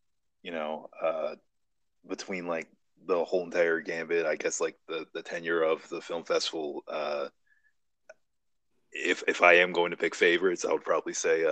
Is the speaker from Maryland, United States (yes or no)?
yes; Bishopville, Maryland, United States; I grew up in Bishopville